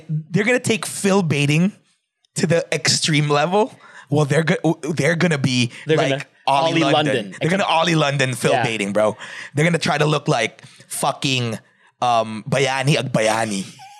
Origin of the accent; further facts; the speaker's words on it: Philippines; I'm still Filipino. I still am aware that I'm Filipino.